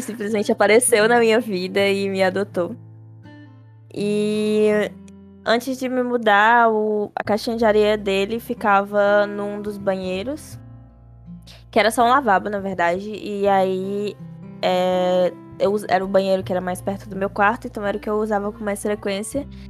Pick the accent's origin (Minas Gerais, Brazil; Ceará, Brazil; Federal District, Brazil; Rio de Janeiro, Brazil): Ceará, Brazil; Fortaleza; somos de Fortaleza